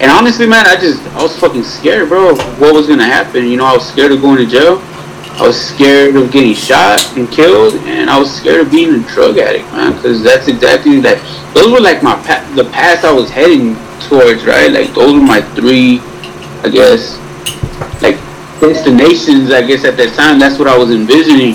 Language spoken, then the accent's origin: English; Los Angeles, California, United States; moved away; also born or lived in San Jose, California; I grew up really close to Long Beach. I grew up in Wilmington, which is a town that borders Long Beach.